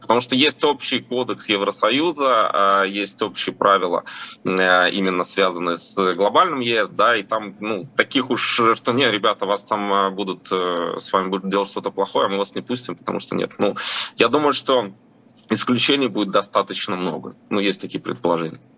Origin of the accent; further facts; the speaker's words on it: Latvia; я просто родился в Латвии, мои родители родились в Латвии